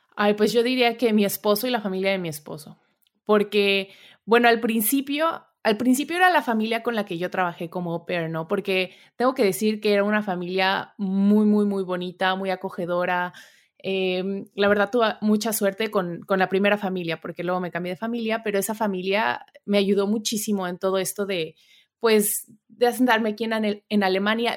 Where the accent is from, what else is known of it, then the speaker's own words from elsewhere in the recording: Puebla, Mexico; moved away as an adult; also born or lived in Saltillo, Coahuila; now in Germany; yo soy mexicana, nací en Saltillo, Coahuila, o sea, muy al norte de México, pero en realidad crecí en Puebla